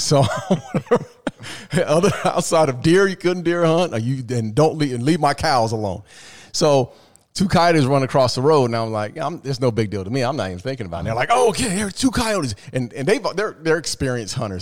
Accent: the West, Arizona, United States; I'm from the West. You know, I'm in Arizona.

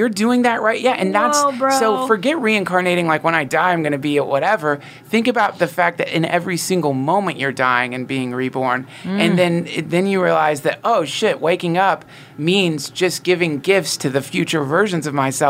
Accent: North Carolina, United States; Well, I'm from North Carolina, and my family traveled around a bunch, and my mom was into this stuff

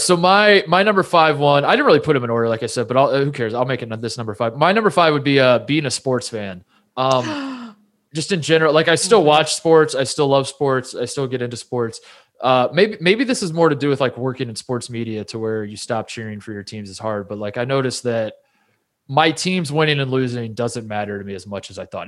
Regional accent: Midwest, United States; growing up in the Midwest, a lot of Midwestern men, my dad included

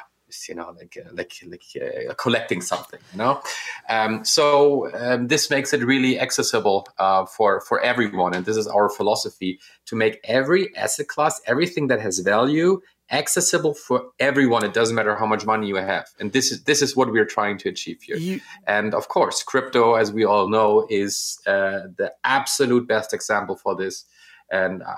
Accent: Northern Germany, Germany; I'm from Northern Germany

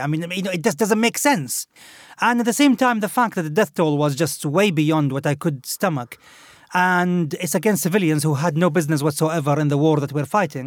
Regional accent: Khobar, Eastern Province, Saudi Arabia; moved away; this was in a Khubar, in my hometown

